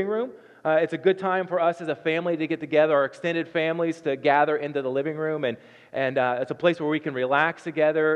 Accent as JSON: {"language": "English", "region": "Southern Ohio", "country": "United States", "tie": "born or raised there", "moved": "as an adult", "lives_now": "Nebraska, United States", "said": "I'm from Southern Ohio, and so God says y'all in my book"}